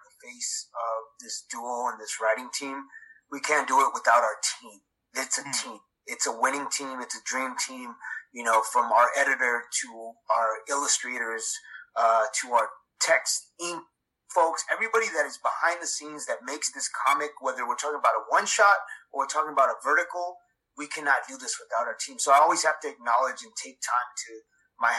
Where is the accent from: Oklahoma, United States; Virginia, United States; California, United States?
California, United States; Los Angeles; I was born in Los Angeles, California